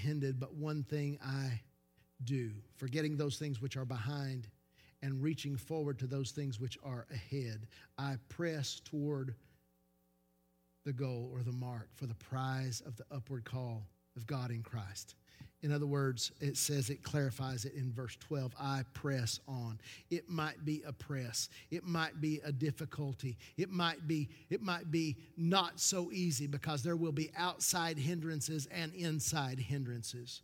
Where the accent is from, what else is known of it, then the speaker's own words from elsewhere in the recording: Knoxville, Tennessee, United States; we come from South Knoxville, have a bad reputation because South Knoxville is the scruffiest of the scruffy city